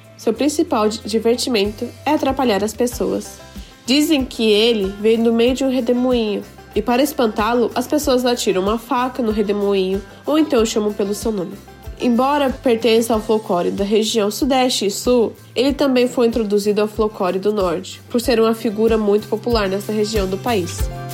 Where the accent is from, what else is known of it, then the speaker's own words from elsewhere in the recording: Japan; also born or lived in Brazil; nasci no Japão e sempre estudei em escola japonesa